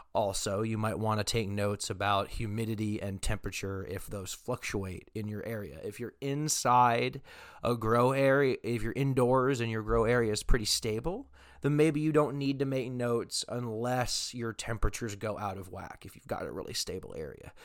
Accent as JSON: {"language": "English", "region": "Texas", "country": "United States", "tie": "born or raised there", "moved": "yes", "lives_now": "Oregon, United States", "said": "I am not originally from Oregon. However, I was born in Texas"}